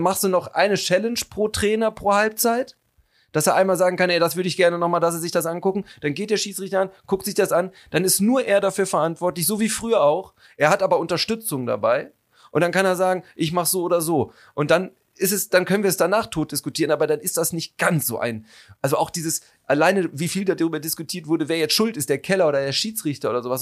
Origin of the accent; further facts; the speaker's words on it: North Rhine-Westphalia, Germany; now in Cologne, Germany; dieser Teil meiner Heimat